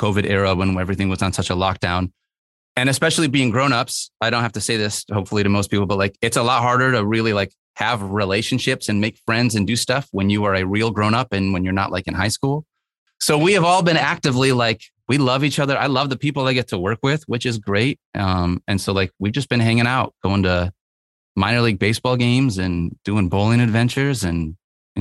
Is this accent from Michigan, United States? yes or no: yes; Michigan, United States; Growing up in Michigan, I have been accustomed to some snow